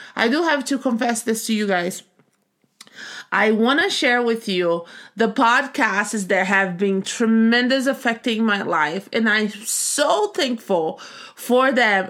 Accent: Brazil; moved away as an adult; now in United States; I grew up in Brazil

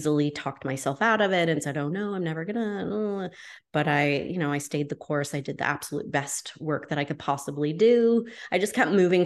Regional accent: New Hampshire, United States; I'm from New Hampshire

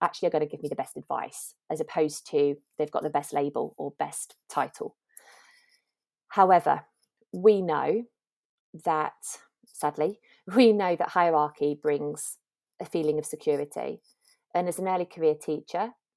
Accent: Lancashire, North West England, United Kingdom; moved away as an adult; now in London, United Kingdom; I grew up in Lancashire.

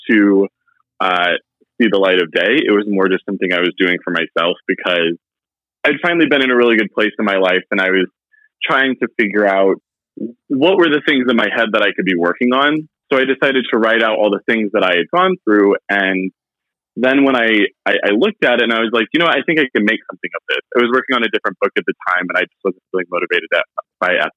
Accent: Indiana, United States; growing up in Indiana

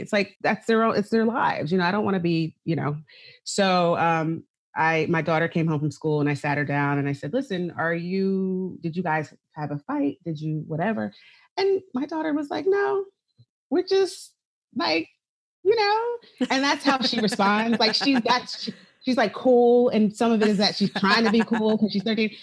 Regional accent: right outside of Philadelphia, Pennsylvania, United States; I grew up right outside of Philadelphia

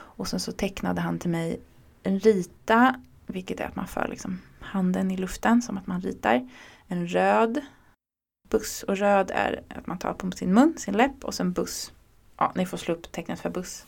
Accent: Örebro, Örebro County, Sweden; now in Stockholm, Sweden; Jag är uppvuxen i Örebro

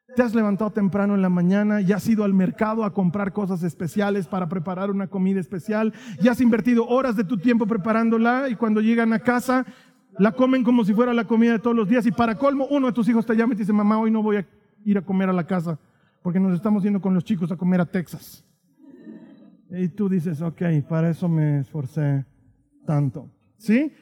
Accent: Bolivia; vengo de Bolivia

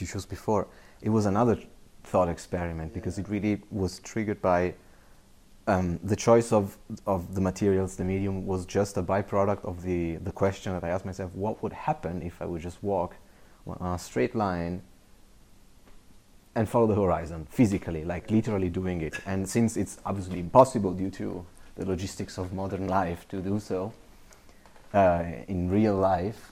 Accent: Legnano, Lombardy, Italy; moved away as an adult; also born or lived in Milan, Italy; now in Munich, Germany; my hometown in Legnano, from the house where I grew up

